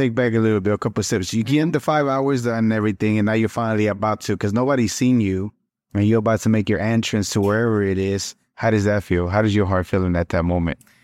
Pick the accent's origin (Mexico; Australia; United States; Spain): Mexico; moved away; I'm Mexicano también, so I was born in Mexico and little pueblito too